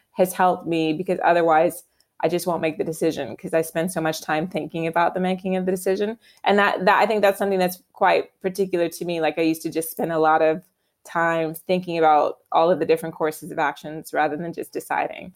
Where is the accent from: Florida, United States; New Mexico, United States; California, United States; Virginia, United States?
Virginia, United States; moved away as an adult; now in London, United Kingdom; my home state of Virginia where I grew up